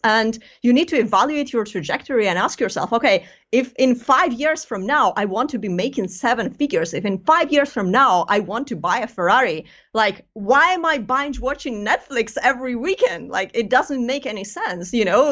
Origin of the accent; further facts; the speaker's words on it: Greece; moved away as an adult; now in United Kingdom; I'm, I'm originally from Greece